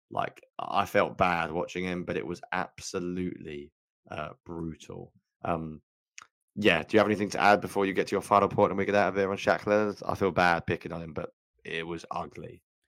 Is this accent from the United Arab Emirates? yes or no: no; United Kingdom; I'm so British.